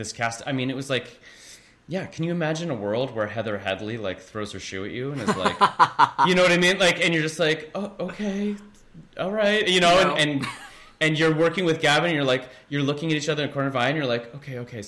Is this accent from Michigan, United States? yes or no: no; Kansas City, Missouri, United States; moved away as an adult; also born or lived in Overland Park, Kansas / Columbia, Missouri / Boston; now in New York, United States; when I grew up in Kansas City